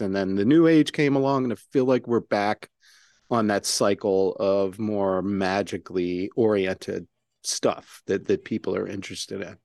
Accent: Maryland, United States; my home state of Maryland

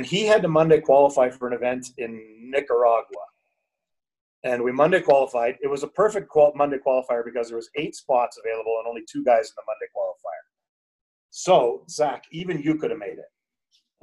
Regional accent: Canada; moved away as an adult; also born or lived in Calgary, Canada / Ecuador / Spain; now in Colombia; I moved away from Canada, I guess, 7.5 years ago

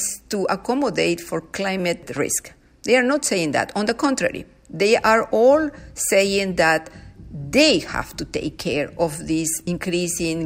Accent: Peru; now in Canada; I come from Peru. I was raised by people living modestly

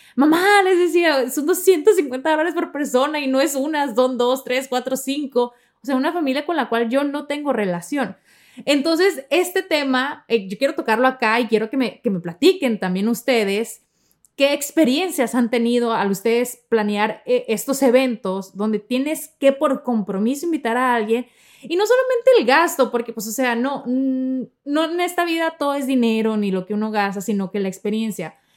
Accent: Sonora, Mexico; moved away; yo soy de Sonora, de la parte norte de México

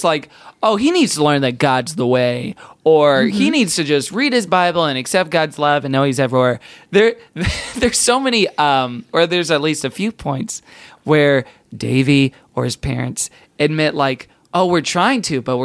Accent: Texas, United States; growing up in Texas

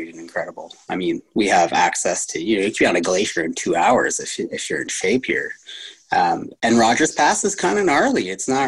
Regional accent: Timmins, Ontario, Canada; moved away as an adult; also born or lived in Canmore, Alberta; now in Revelstoke, Canada; I've been skiing since I was 4 years old in a little town called Timmins, Ontario

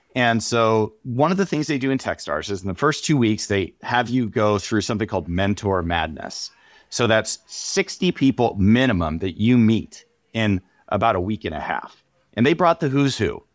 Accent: San Diego, California, United States; I grew up in San Diego

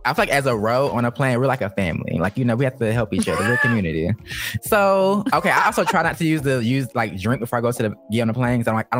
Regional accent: Atlanta, Georgia, United States; I'm from Atlanta

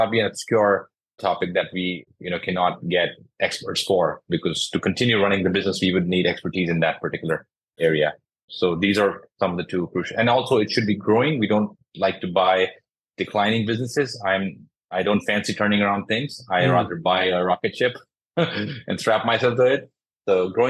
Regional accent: Jodhpur, Rajasthan, India; I'm from India, from a city called Jodhpur

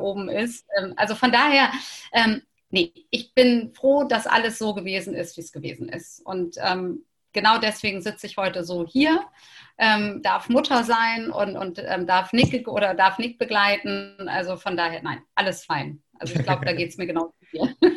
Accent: Hamburg, Germany; ich als Hamburgerin

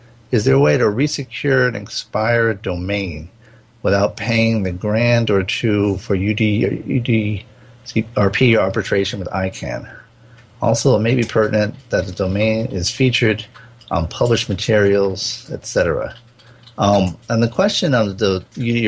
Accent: Rhode Island, United States; I grew up in Rhode Island

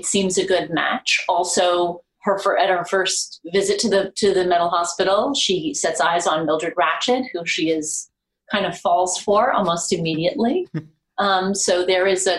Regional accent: New York City, New York, United States; I am a New Yorker

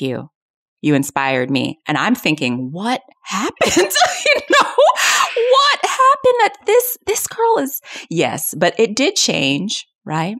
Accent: Long Island, New York, United States; also born or lived in South Bronx, New York City; I grew up on Long Island in this predominantly white, uh, area

